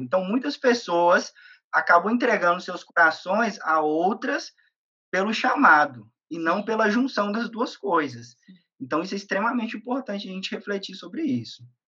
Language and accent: Portuguese; interior of Minas Gerais, Brazil; moved away; also born or lived in Belo Horizonte; eu sou do, do interior eu sou do interior de Minas. É, eu saí de Minas para do, do, interior para vir para Belo Horizonte para poder estudar